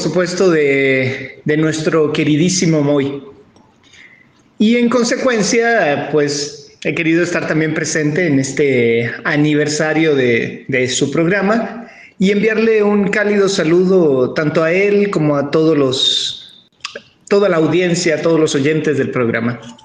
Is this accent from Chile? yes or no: yes; Chile; now in Guadalajara, Mexico; soy un escritor chileno felizmente radicado acá en, México